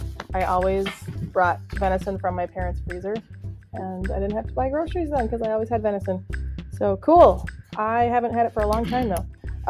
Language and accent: English; Minnesota, United States; accent: Minnesota; we're from Minnesota.